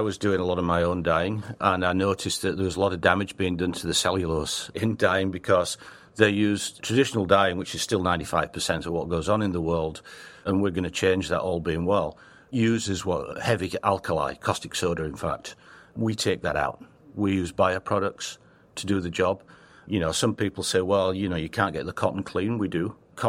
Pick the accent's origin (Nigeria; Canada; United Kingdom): United Kingdom; England; accent: Northern English; also born or lived in Australia / Italy / China / Hong Kong; now in United States; I lived in Australia for 10 years, but I'm English, Northern England, with a terrible accent. People tell me you haven't got rid of it.